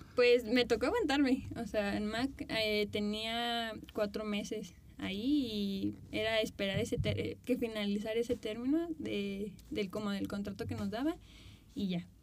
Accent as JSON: {"language": "Spanish", "town": "Morelia", "region": "Michoacán", "country": "Mexico", "tie": "born or raised there", "also_born_or_lived": "Mexico City", "said": "yo crecí aquí en Morelia en el modelaje"}